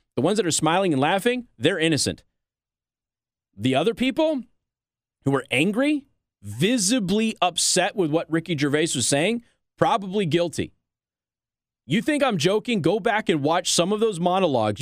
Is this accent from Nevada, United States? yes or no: yes; Las Vegas, Nevada, United States; moved away as an adult; also born or lived in Midwest; now in Michiana, United States; I'm from Las Vegas